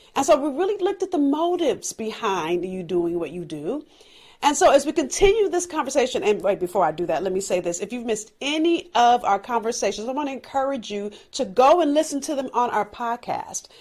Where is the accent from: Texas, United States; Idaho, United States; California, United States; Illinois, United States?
California, United States; Los Angeles; I'm from South Central L A. I've learned things growing up